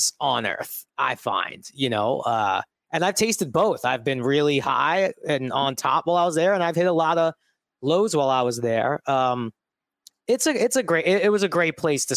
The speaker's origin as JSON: {"language": "English", "town": "New York City", "region": "New York", "country": "United States", "tie": "born or raised there", "moved": "as an adult", "said": "I grew up in Bensonhurst, Brooklyn"}